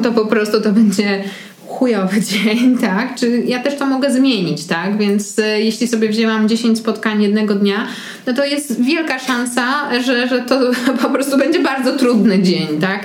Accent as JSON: {"language": "Polish", "town": "Warsaw", "region": "Masovian Voivodeship", "country": "Poland", "tie": "born or raised there", "said": "Ja jestem z Warszawy i wychowywałam się w centrum"}